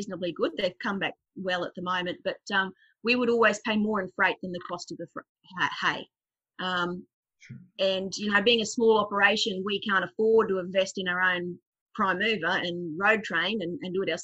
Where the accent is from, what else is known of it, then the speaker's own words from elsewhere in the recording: Queensland, Australia; moved away as an adult; also born or lived in far north of South Australia; now in South Australia, Australia; We've been here 16 years now, moved over from Queensland, which explains a lot of my accent